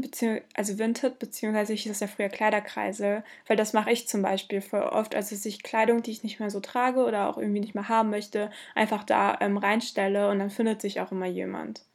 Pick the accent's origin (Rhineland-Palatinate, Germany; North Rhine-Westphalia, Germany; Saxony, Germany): North Rhine-Westphalia, Germany; Bottrop; ich komme aus Bottrop, meine Familie zumindest